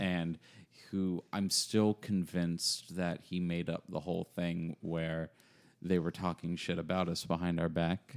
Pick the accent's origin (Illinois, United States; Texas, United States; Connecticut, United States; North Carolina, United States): North Carolina, United States; Apex; also born or lived in Cary / Greensboro / Raleigh; now in Chapel Hill, United States; I grew up around the Triangle. Used to live over in Apex.